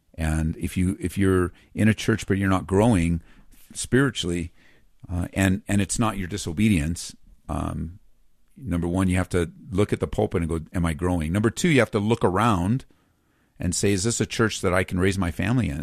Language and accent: English; Southern California, United States; now in Colorado, United States; I grew up in Southern Cal